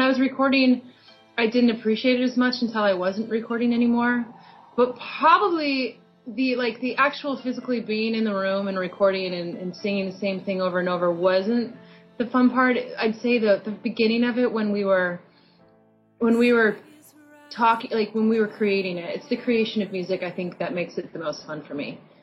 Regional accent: Iowa, United States; born or raised there; now in Portland, United States

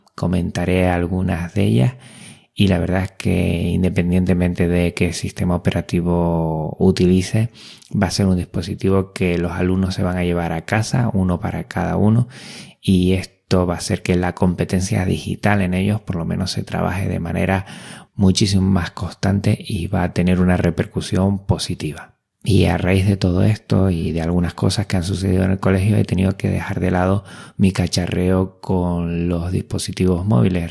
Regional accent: Spain; also born or lived in Canary Islands; como español

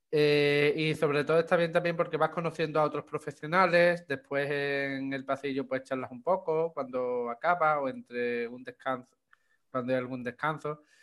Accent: Chipiona, Andalusia, Spain; soy de, de Cádiz, aquí en España, de la provincia de Cádiz, de un pueblo que se llama Chipiona.

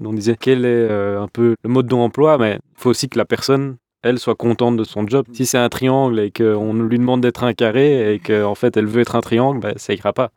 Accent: Brussels, Brussels-Capital Region, Belgium; Je suis né à Bruxelles et j'ai grandi à Bruxelles.

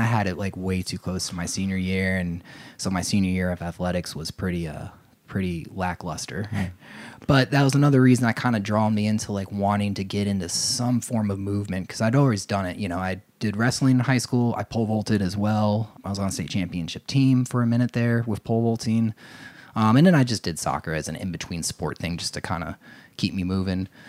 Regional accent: Ocean Township, New Jersey, United States; moved away as an adult; now in Asheville, United States; I grew up in New Jersey

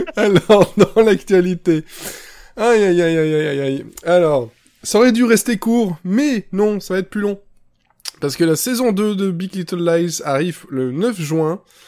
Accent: Belgium; chez nous, en Belgique

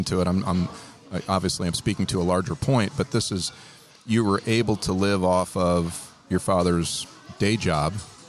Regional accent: North Central Ohio, United States; growing up in North Central Ohio

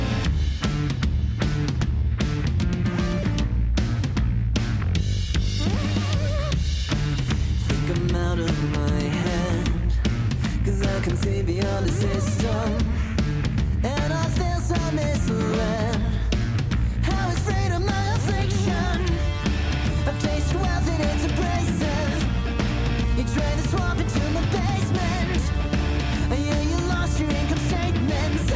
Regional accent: Denver, Colorado, United States; my hometown in Denver

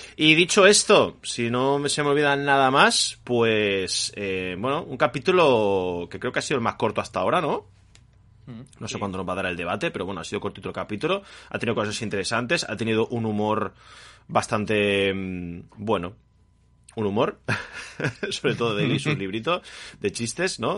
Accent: Spain; born or raised there

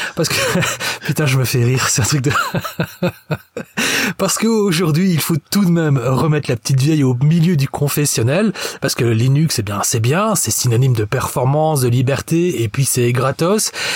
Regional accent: Belgium; en tant que bon belge qui se respecte

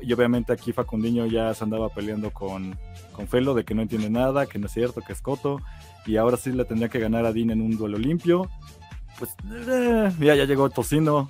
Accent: Mexico; así somos los mexicanos de, tardados

